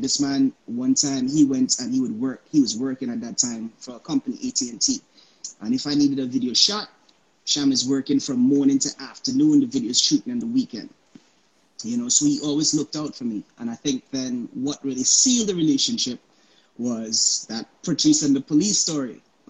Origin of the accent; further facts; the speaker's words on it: Florida, United States; also born or lived in Antigua; I was born in Antigua, but I lived in Florida.